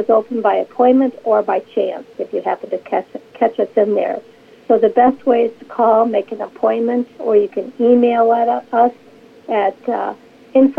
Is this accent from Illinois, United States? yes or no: no; Grand Rapids, Michigan, United States; I grew up in Grand Rapids, Michigan.